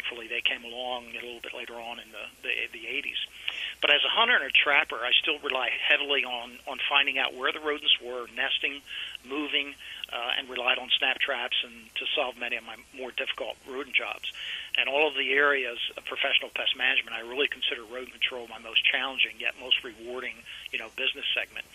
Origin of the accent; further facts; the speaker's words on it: Lewes, Delaware, United States; My hometown is actually Lewis, Delaware, which is a shore town down in the eastern shore of Delaware.